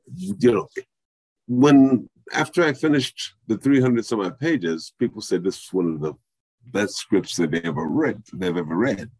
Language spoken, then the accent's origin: English; Indiana, United States; my family and my hometown.